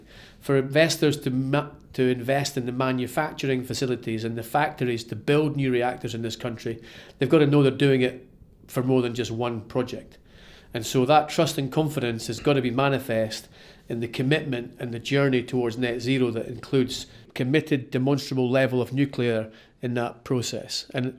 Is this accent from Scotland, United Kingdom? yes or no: yes; Kirkcaldy, Scotland, United Kingdom; Well, I grew up in Kirkcaldy, in Fife, on the east coast of Fife, and that's where I went to school.